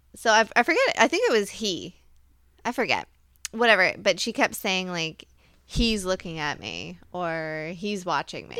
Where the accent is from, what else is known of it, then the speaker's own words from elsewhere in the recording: Virginia, United States; I'm from Virginia